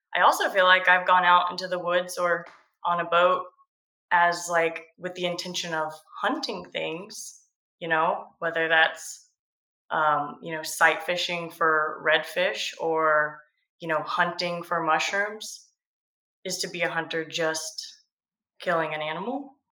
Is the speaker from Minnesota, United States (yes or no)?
no; Georgia coast, United States; I grew up on the Georgia